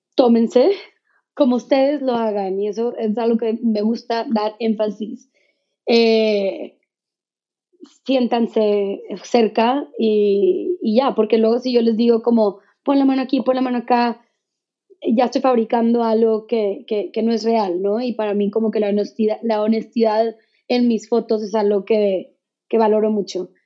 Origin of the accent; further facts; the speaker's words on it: Mexico; como mexicanos